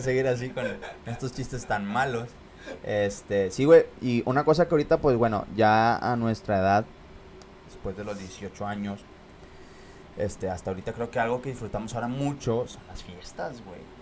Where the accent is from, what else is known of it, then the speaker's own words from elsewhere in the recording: Monterrey, Nuevo León, Mexico; yo crecí ya para, para el sur de Monterrey